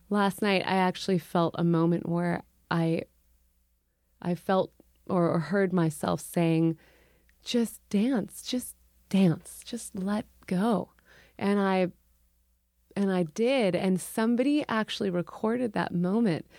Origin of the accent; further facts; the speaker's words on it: Urbana, Illinois, United States; moved away; also born or lived in Champaign, Illinois / Chicago, Illinois; I was born in Champaign. I grew up in Urbana